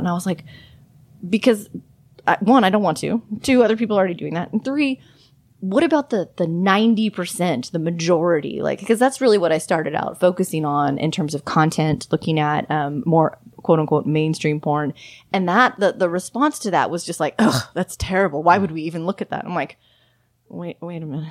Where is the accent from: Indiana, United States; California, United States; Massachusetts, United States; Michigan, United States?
California, United States; Los Angeles; moved away as an adult; also born or lived in Austin, Texas; I'm from Southern California, from the Los Angeles area